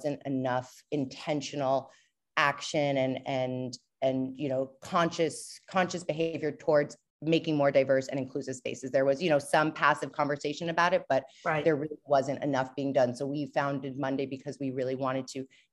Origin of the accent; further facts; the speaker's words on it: New York, United States; moved away as an adult; also born or lived in Portland, Maine; I'm from New York.